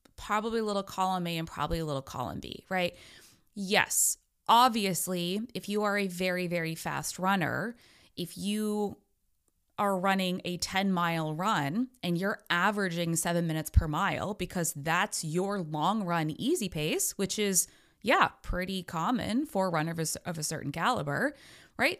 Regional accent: United States; I'm an American

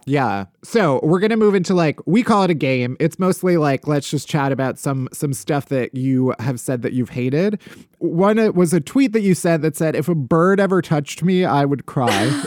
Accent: outside of Chicago, Illinois, United States; moved away

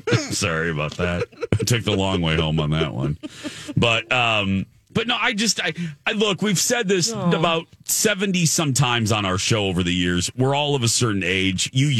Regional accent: Michigan City, Indiana, United States; the Wally World didn't really come to us in Michigan City, Indiana, until like the 90s. And we did not have a Target. My hometown still doesn't.

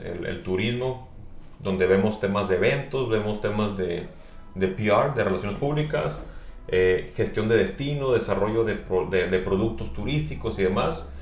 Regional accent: Navojoa, Sonora, Mexico; now in Tijuana, Mexico; yo soy originario de Sonora, de Navajo, Sonora, del noroeste. Por eso digo, pongo born and raised en, el mexicano, en el noroeste mexicano.

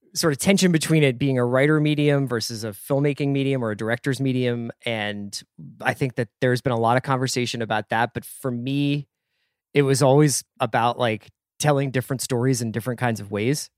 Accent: Philadelphia, Pennsylvania, United States; when we were growing up in Philly

